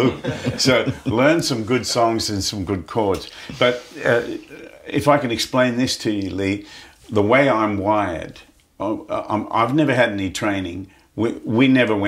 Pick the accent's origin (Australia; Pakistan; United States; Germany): Australia; Muswellbrook, New South Wales; I was born in a place called Musselbrook, which was about five hours north west